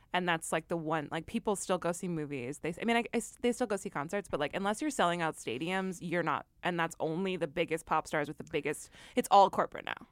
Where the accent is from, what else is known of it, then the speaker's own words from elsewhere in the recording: Midwest, United States; I'm from the Midwest